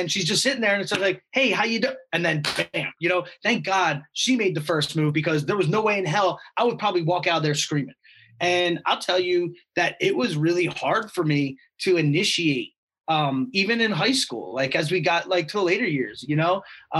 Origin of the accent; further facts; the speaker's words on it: Stone Harbor, New Jersey, United States; Like my dad has a house in Stone Harbor. I grew up in Stone Harbor, so I'm very familiar with that.